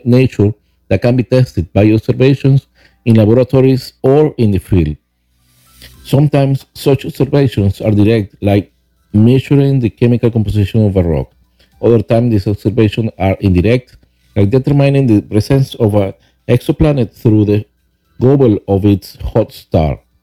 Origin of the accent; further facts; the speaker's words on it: Venezuela; English is a second language; moved away as an adult; now in Huntersville, United States; I was born in Venezuela